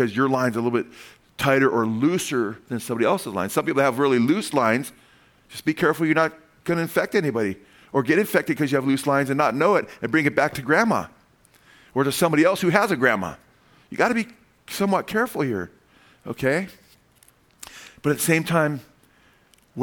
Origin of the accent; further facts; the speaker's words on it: United States; I'm a Gentile. I'm the Goyim. I came from the United States